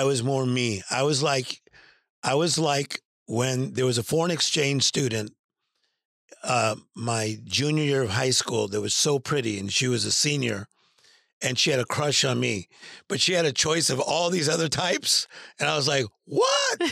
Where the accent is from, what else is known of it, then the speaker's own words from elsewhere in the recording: Compton, California, United States; I'm from Compton, California